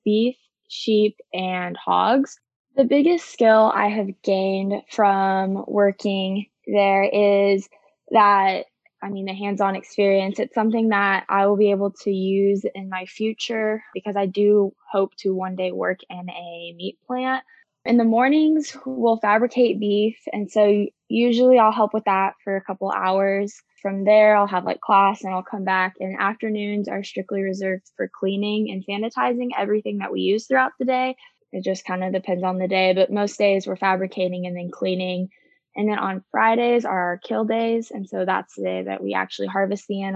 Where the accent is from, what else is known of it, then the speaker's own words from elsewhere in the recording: Eaton, Colorado, United States; moved away as an adult; now in Stillwater, United States; I am originally from Eaton, Colorado